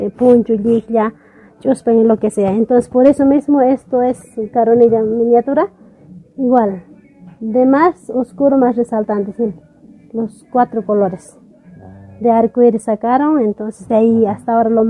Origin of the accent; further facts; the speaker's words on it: Tarabuco, Chuquisaca, Bolivia; Bienvenido a Yampara, yo soy la tejedora de cultura Yampara. De Tarabuco vengo